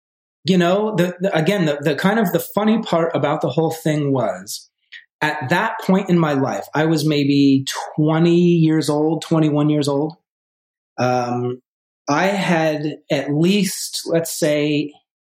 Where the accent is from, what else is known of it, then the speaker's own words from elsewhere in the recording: Vermont, United States; moved away as an adult; also born or lived in New York City; I grew up originally in Vermont, in a small town, 2,000 people in Vermont